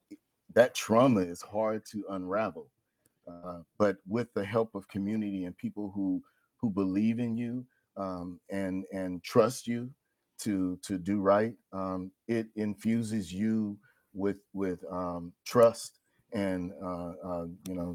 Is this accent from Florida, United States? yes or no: no; Oakland, California, United States; moved away as an adult; also born or lived in Pittsburgh, California; now in Pittsburg, United States; I live in Pittsburgh, a resident of Pittsburgh, but born and raised in Oakland, California